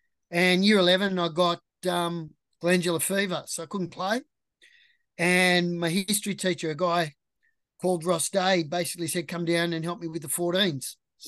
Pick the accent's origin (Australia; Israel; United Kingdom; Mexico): Australia; Sydney, New South Wales; also born or lived in Central Coast, New South Wales; I grew up in South Sydney